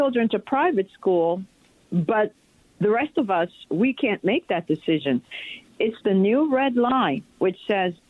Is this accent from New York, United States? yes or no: yes; New York City, New York, United States; now in Virginia, United States; I was raised in the Bronx